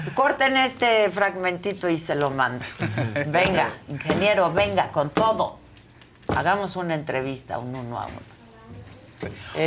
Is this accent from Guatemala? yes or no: no; Mexico; como mexicanos